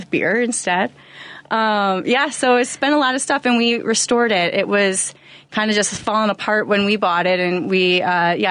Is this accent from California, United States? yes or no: no; Orland Park, Illinois, United States; I grew up in the South Side, Orland Park